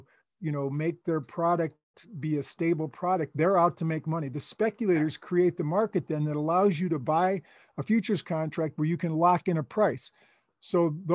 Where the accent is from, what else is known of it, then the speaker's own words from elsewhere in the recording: Chicago, Illinois, United States; moved away; I was from Chicago.